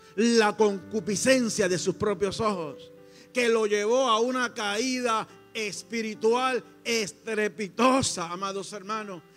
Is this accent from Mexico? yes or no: no; Coamo, Puerto Rico; en mi pueblo, en Coamo